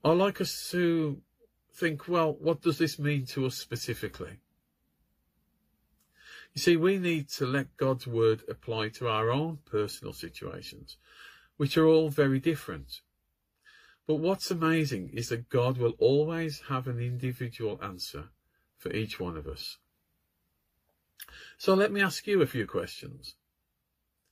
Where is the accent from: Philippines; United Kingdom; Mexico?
United Kingdom